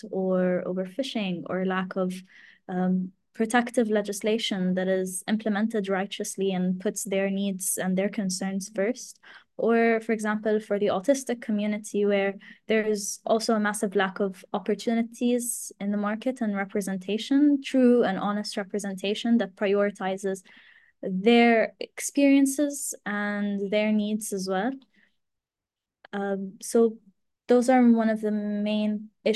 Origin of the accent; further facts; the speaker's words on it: Abu Dhabi, United Arab Emirates; also born or lived in Glasgow; now in Egypt; I'm Egyptian, but was born and raised in the United Arab Emirates, specifically in Abu Dhabi.